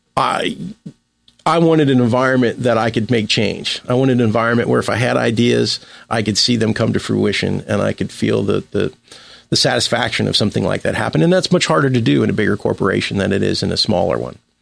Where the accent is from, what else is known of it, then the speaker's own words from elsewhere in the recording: Cincinnati, Ohio, United States; I was born in Cincinnati, Ohio. I grew up there.